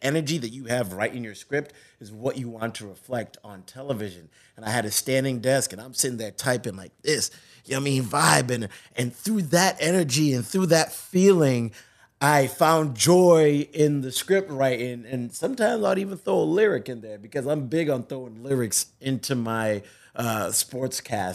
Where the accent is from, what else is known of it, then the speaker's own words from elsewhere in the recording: Zimbabwe; moved away; I was born in Africa, in Zimbabwe